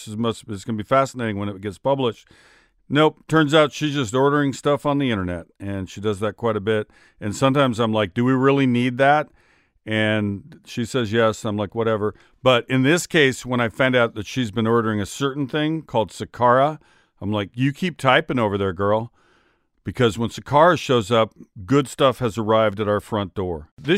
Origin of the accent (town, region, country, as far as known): Seattle, Washington, United States; born or raised there